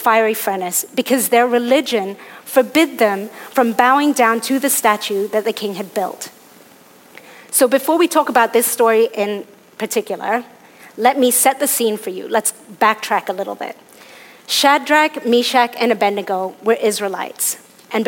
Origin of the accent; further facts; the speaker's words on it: Hong Kong; I was born in Hong Kong, and I'm one of my dad's six kids